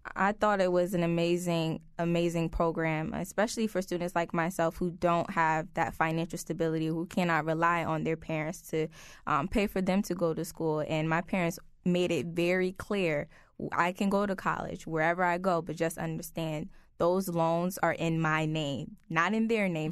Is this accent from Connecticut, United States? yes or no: yes; New Haven, Connecticut, United States; born and raised in New Haven